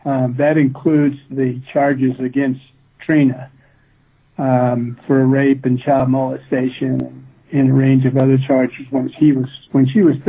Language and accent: English; Midwest, United States; I grew up in the Midwest